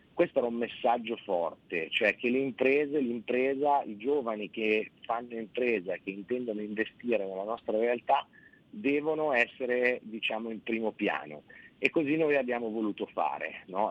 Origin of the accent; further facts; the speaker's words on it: Piedmont, Italy; Io sono piemontese